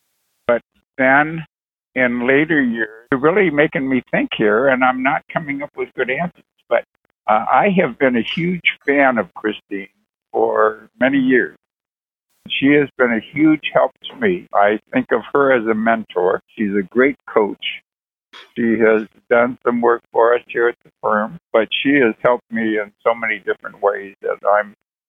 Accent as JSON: {"language": "English", "town": "Lakewood", "region": "Ohio", "country": "United States", "tie": "born or raised there", "also_born_or_lived": "Toledo, Ohio / Chicago / Los Angeles / Minneapolis", "moved": "as an adult", "lives_now": "Houston, United States", "said": "Originally, I'm from Cleveland, Cleveland, Ohio, actually a suburb called Lakewood. And I was born and raised there many, many years."}